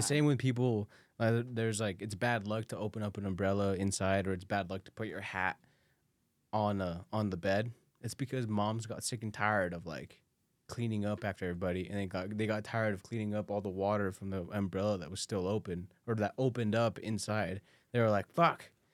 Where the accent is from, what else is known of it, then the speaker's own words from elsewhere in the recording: Guanajuato, Mexico; now in United States; I was born in Mexico